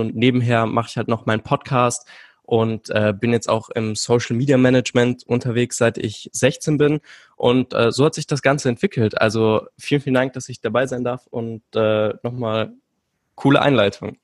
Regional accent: Vienna, Austria; Ja, ich bin aus Wien, also äh, gebürtig

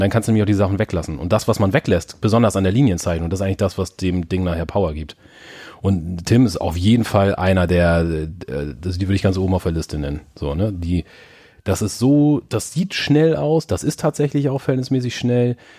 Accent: Germany; moved away

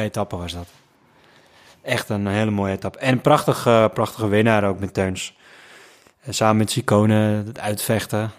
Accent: Netherlands; ik als Hollander

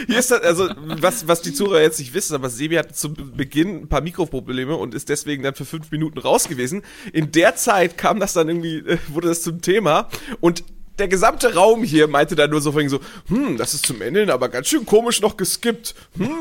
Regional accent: Hamburg, Germany; als Hamburger Jung war ich natürlich im Hagenbecks Tierpark

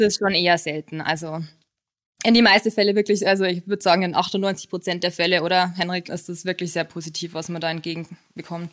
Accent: Lower Bavaria, Germany; moved away as an adult; now in Munich, Germany; komme ursprünglich aus Niederbayern

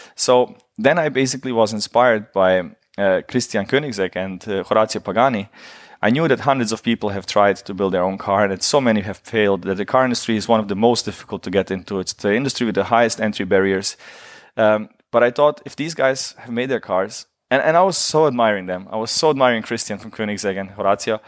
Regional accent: Germany; I grew up in Germany during the war

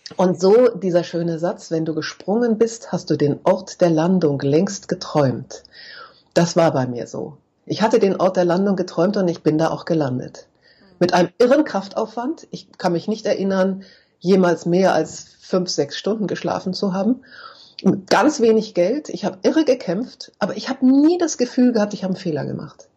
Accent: Braunschweig, Lower Saxony, Germany; also born or lived in Munich; ich bin geboren in München, bin mit meinen Eltern äh, im zarten Alter von neun Jahren nach München, äh, nach Braunschweig umgezogen

